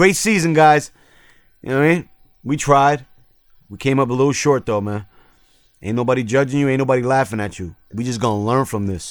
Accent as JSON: {"language": "English", "region": "New York", "country": "United States", "said": "I'm from New York, so we don't get that. We get the Jets and the Giants over here"}